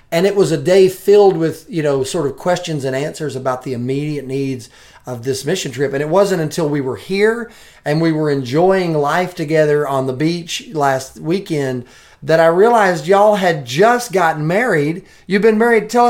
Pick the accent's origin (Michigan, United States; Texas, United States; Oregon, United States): Oregon, United States; Portland; moved away; I was born in Portland